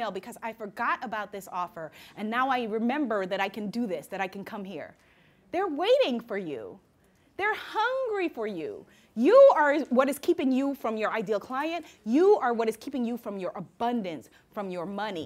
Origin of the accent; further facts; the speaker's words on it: New York, United States; I'm a New Yorker